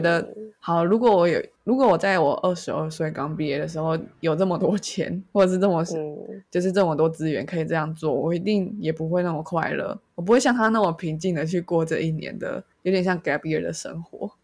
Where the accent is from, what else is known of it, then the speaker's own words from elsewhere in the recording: Taiwan; 我是一个在台湾社会长大的小孩